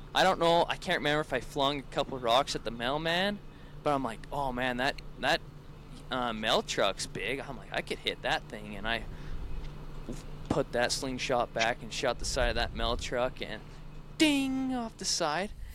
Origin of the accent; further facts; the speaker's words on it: Salina, Utah, United States; now in Redmond, United States; I'm from Central Utah, um, Salina to be exact, but now I live in Redmond, which is like two minutes um, north